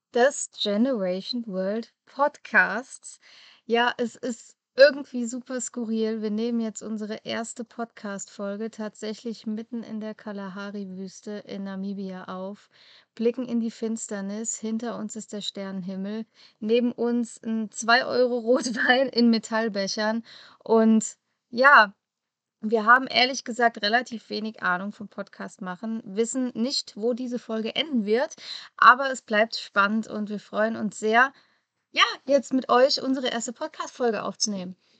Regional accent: Germany; moved away as an adult; bei uns in Europa oder bei uns in Deutschland

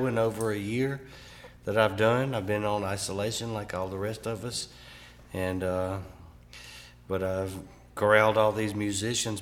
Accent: Alcorn County, Mississippi, United States; also born or lived in Oxford, Mississippi / Starkville, Mississippi; I'm from Alcorn County, Mississippi, so just north of here, you know, in northeast Mississippi, corner of Tennessee and Alabama, you know, and that's where I grew up

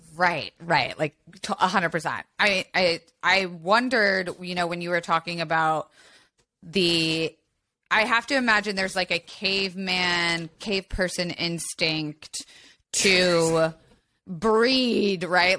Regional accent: Tampa, Florida, United States; I grew up in Florida

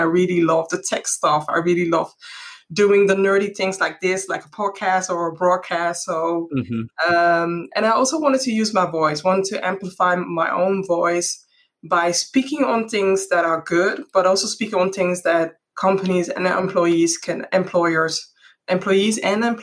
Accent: Netherlands; my roots are from Ghana, but I'm born and raised in the Netherlands

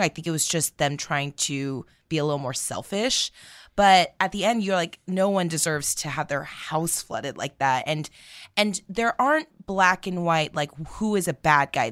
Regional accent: United States; we are americans

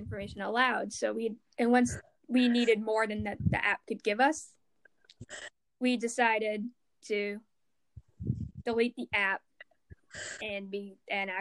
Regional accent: Massachusetts, United States; I'm American. I'm from Massachusetts

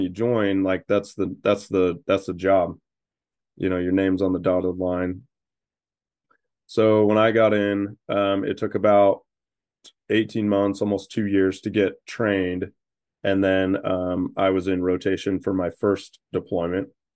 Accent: Utah, United States; also born or lived in Idaho / North Carolina; I was born in Idaho, but grew up mostly in Utah

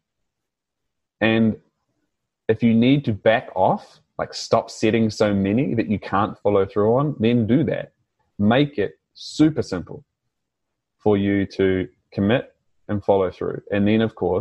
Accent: New Zealand; accent: New Zealand; now in Australia; my New Zealand accent

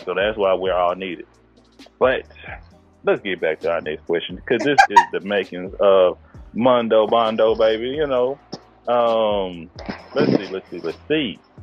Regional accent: East Texas, United States; I'm from East Texas.

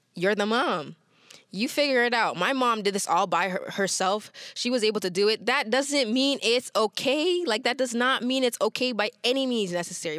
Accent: Toronto, Ontario, Canada; growing up in Toronto, parents have migrated from other places.

